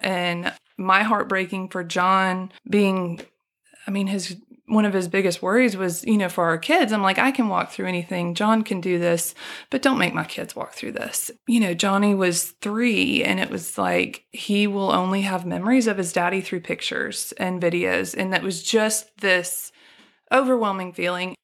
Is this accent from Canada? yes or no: no; Birmingham, Alabama, United States; also born or lived in Chicago, Illinois / Furman (South Carolina); I, um, moved to, um, Birmingham when I was six years old. We moved from Chicago. I've lived here majority of my life. And I went first grade through twelfth to Vestavia